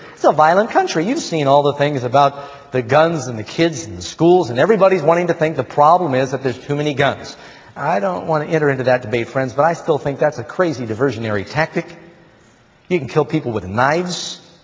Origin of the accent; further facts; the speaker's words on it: New York, United States; also born or lived in Burbank, California; I was born in Burbank, but I ended up growing up in Manhattan.